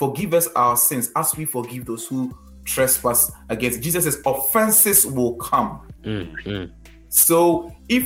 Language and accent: English; Ghana; accent: Ghanaian; my Ghanaian accent